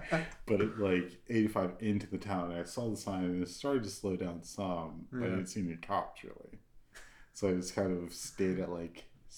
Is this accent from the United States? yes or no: yes; Maryland, United States; now in Texas, United States; But I come from Maryland